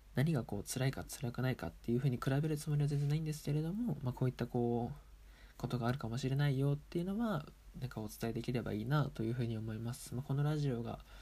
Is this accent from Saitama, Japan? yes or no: no; Aomori, Japan; also born or lived in Sendai; 一応青森県出身ですし